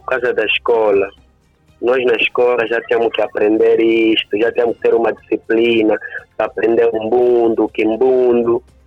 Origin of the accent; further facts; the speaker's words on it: Angola; nós, como angolanos, os donos da própria cultura